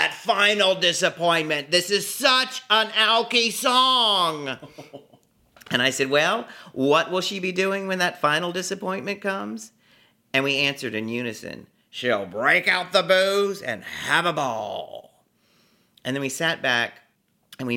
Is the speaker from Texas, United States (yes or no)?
yes; Beaumont, Texas, United States; moved away as an adult; now in New York City, United States; Beaumont, Texas